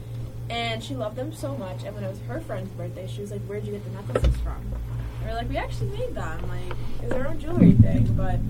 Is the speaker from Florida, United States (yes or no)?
no; Manhasset, New York, United States; also born or lived in Hampton Bays, New York; I am from Long Island, New York. I grew up in a small town called Manhasset